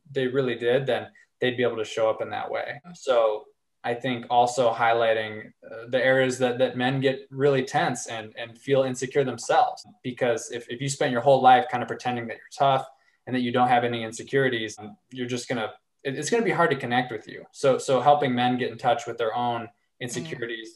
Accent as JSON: {"language": "English", "region": "Arkansas", "country": "United States", "tie": "born or raised there", "said": "I grew up in Arkansas"}